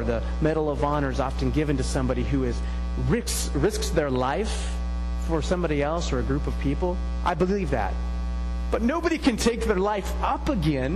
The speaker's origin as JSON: {"language": "English", "country": "United States", "said": "as American Christians"}